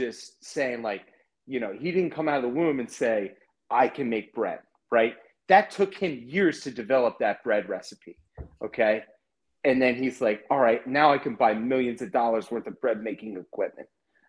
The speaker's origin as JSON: {"language": "English", "region": "Maryland", "country": "United States", "said": "I'm from Maryland."}